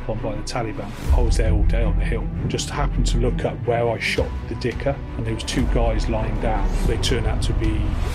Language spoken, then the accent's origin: English; Cheltenham, South West England, United Kingdom; I was born in Cheltenham in Gloucestershire and I was sort of, there's no job prospects in Cheltenham at all as well